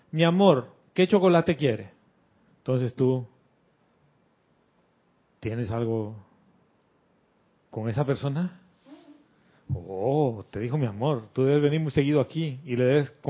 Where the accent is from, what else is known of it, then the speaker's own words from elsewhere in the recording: Panama; mi familia, todos nosotros somos panameños. Y vivimos aquí en este pedacito de tierra y esto históricamente ha sido mi familia.